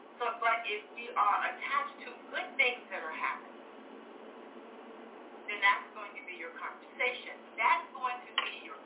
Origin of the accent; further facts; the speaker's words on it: Little Rock, Arkansas, United States; moved away; also born or lived in Grand Forks; I was born in Little Rock, Arkansas